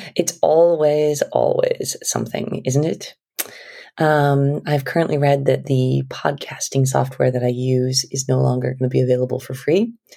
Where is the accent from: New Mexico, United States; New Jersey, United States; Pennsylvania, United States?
New Mexico, United States; We're from New Mexico.